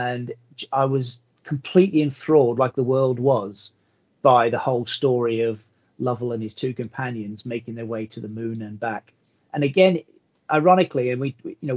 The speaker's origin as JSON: {"language": "English", "town": "Belfast", "region": "Northern Ireland", "country": "United Kingdom", "tie": "born or raised there", "also_born_or_lived": "California, United States", "said": "I was born in America, grew up in America, went to school. My first days in school were in America. And then I was uplifted and transported to Belfast as a, wow, a young boy at the age of sort of 8 or 9"}